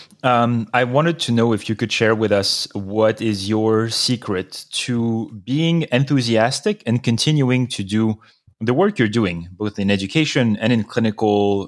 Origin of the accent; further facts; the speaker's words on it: France; moved away; When I was growing up in France